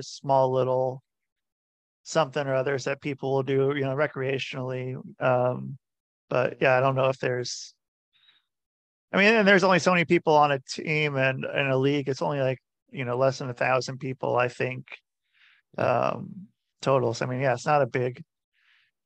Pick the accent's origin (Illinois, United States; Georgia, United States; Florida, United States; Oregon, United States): Oregon, United States; Portland; I grew up in Portland, Oregon